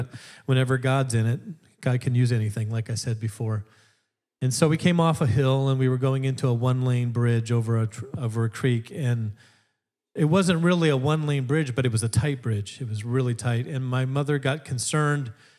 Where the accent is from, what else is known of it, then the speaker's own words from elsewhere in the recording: Alaska, United States; moved away as an adult; now in Wisconsin, United States; I grew up in Alaska from 12 on, and then I came out for college where I met the lovely and talented Sarah, and that's how I ended up in Wisconsin